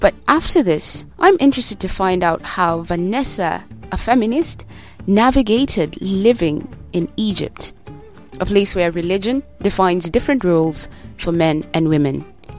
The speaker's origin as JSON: {"language": "English", "country": "Kenya", "moved": "yes", "lives_now": "United Kingdom", "said": "I'm a Kenyan living in the UK"}